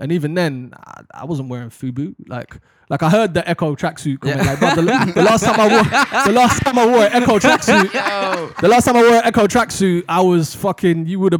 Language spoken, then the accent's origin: English; London, United Kingdom; in London, that's pretty much what we grew up on.